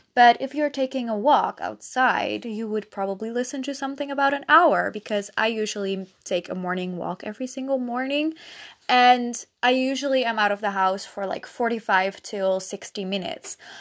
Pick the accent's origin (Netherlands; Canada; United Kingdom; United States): Netherlands; first language Dutch; English is a second language; I'm Dutch